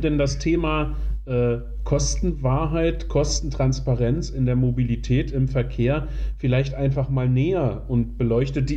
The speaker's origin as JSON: {"language": "German", "town": "Magdeburg", "region": "Saxony-Anhalt", "country": "Germany", "tie": "born or raised there", "said": "in meiner Heimatstadt äh, Magdeburg"}